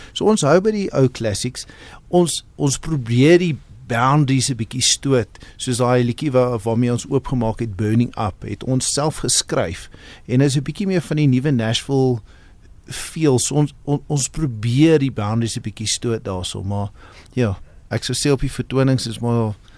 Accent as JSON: {"language": "Afrikaans", "town": "Cape Town", "region": "Western Cape", "country": "South Africa", "tie": "born or raised there", "moved": "as an adult", "lives_now": "Johannesburg, South Africa", "said": "Ons het in Kaapstad groot geword."}